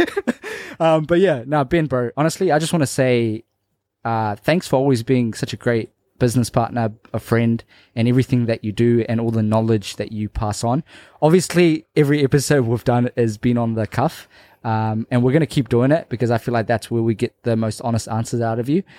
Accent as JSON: {"language": "English", "town": "Labasa", "region": "Northern Division", "country": "Fiji", "tie": "born or raised there", "said": "my hometown, Lombasa"}